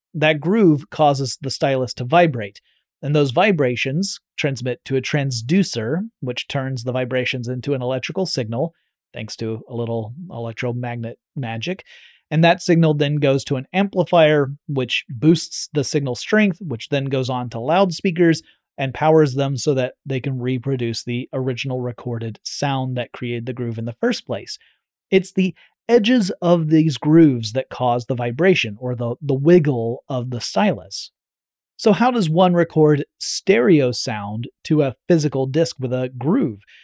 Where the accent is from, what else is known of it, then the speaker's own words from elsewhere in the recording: Georgia, United States; growing up in Georgia, meant we were just a short 8 to 10 hour drive from Walt Disney World in Florida.